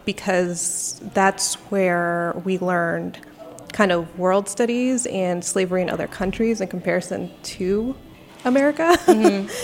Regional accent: Northern Virginia, United States; I grew up in Northern Virginia, which is vastly different than the rest of Virginia

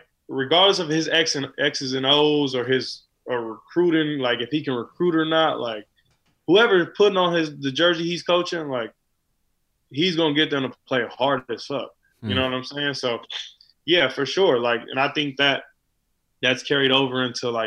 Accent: California, United States; I'm from California

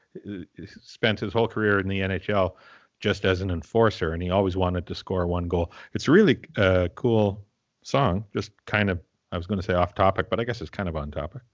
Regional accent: Tisdale, Saskatchewan, Canada; now in Vancouver, Canada; Tisdale, my hometown, is about three thousand.

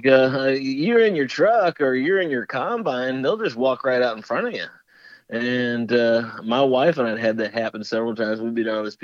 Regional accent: Chicago, Illinois, United States; I'm from Chicago

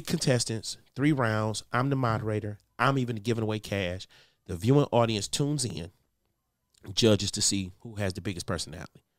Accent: Detroit, Michigan, United States; I grew up with gospel. I'm from Detroit.

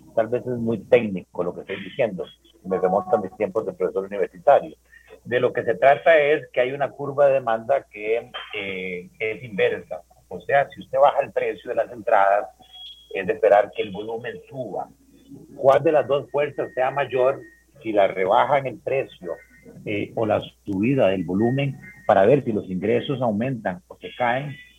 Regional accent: Paraíso, Cartago, Costa Rica; yo soy de Paraíso

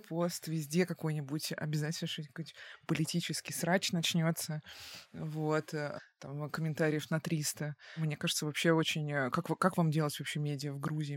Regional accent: Russia; now in Georgia; я из России

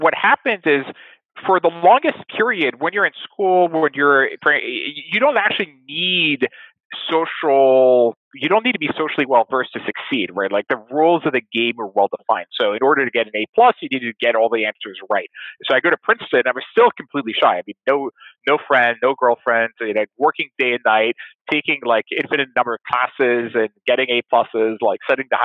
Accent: Nice, Provence-Alpes-Côte d'Azur, France; also born or lived in Paris; I grew up in Nice

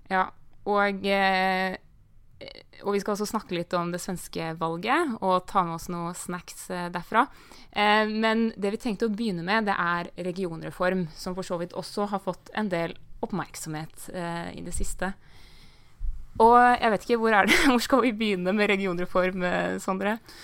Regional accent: Viken, Norway; I, i Viken, eh, der jeg kommer fra

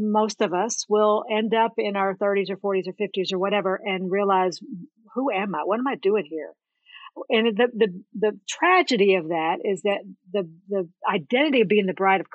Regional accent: right outside of Nashville, Tennessee, United States; I was born and raised in right outside of Nashville, Tennessee

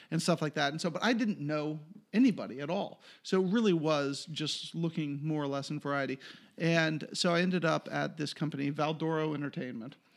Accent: Swarthmore, Pennsylvania, United States; also born or lived in Philadelphia, Pennsylvania / Ohio / North Carolina; now in Los Angeles, United States; I grew up in Swarthmore

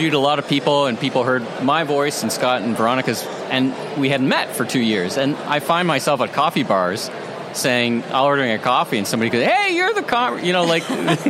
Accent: Canada; I'm Canadian

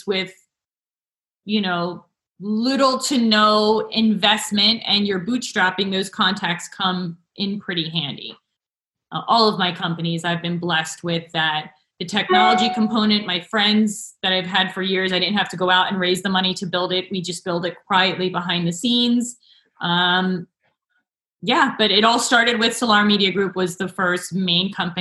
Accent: New Jersey, United States; I grew up in New Jersey

